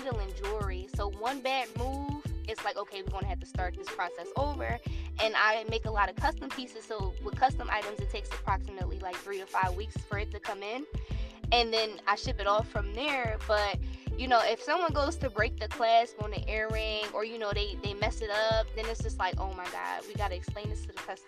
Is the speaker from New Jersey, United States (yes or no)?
yes; New Jersey, United States; moved away as an adult; also born or lived in Los Angeles; I'm originally from New Jersey, but my brand was birthed in LA. So I moved to Los Angeles when I was 19 years old